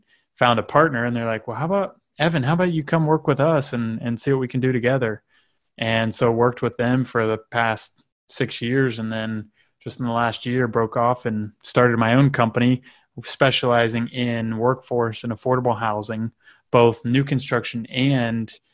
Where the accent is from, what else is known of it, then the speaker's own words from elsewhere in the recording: Northern Kentucky, United States; I grew up in Northern Kentucky